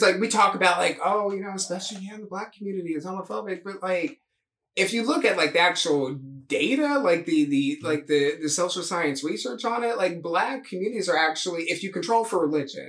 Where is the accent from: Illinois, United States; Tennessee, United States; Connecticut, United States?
Tennessee, United States; Memphis; We grew up like in Memphis with that extended family.